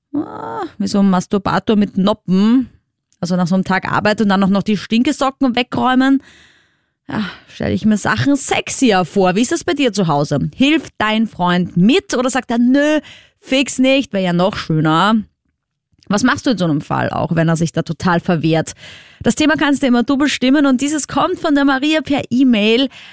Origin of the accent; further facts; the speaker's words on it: Vienna, Austria; ich komme aus Wien, also aus der großen Stadt quasi